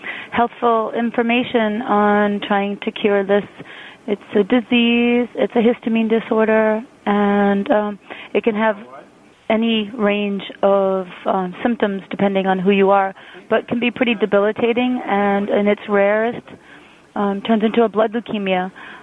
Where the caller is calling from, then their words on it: York, Maine, United States; I'm calling from York, Maine